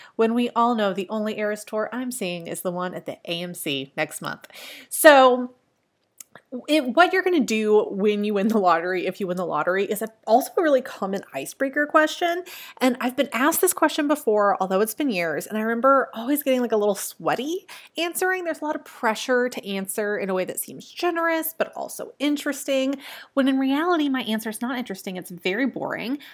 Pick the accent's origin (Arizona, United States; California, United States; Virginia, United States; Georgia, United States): Virginia, United States; I grew up in Virginia